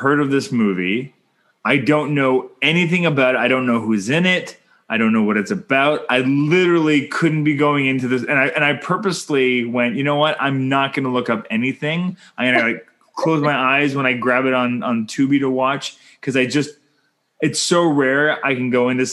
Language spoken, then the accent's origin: English; Canada; I'm Canadian filmmaker